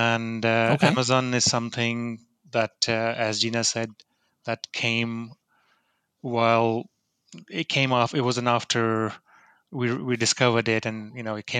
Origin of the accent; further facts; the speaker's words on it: Lahore, Punjab, Pakistan; moved away; also born or lived in New Jersey, United States / United Kingdom; I was born in Lahore, Pakistan, and that's where I am